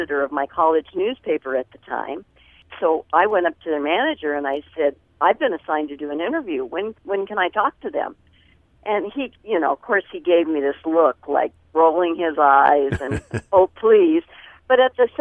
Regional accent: Anaheim, California, United States; I grew up in Anaheim, California

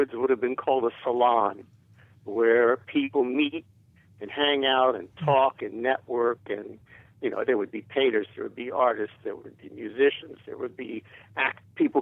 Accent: Washington, District of Columbia, United States; now in New York City, United States; I grew up in Washington, D.C., and there was no music scene there.

